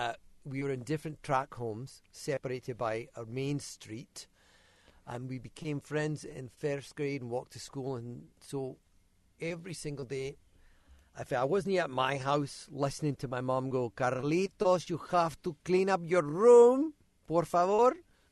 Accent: Glasgow, Scotland, United Kingdom; Like, hey, I'm from Glasgow.

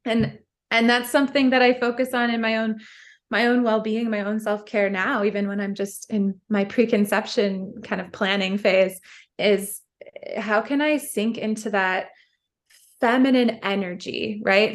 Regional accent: Midwest, United States; We grew up in the Midwest

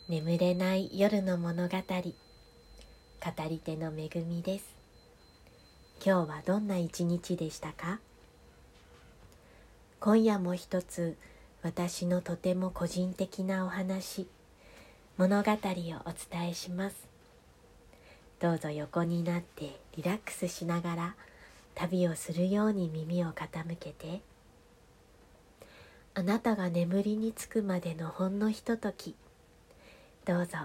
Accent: Fukushima, Japan; moved away; also born or lived in Aomori; 私は福島で育って青森に引っ越しをして残念ながら福島の方言はもうほとんど忘れてしまっていて青森の方言もねわかるはわかる話せるは話せるんですがなんとなく心もとなくって

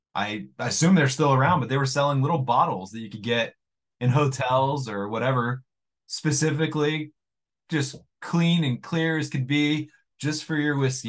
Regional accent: United States; I'm an American

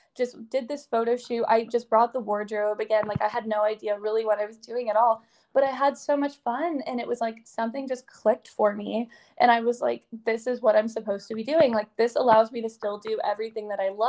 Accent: Atlanta, Georgia, United States; also born or lived in Boston; until I moved back to Atlanta, which is my hometown

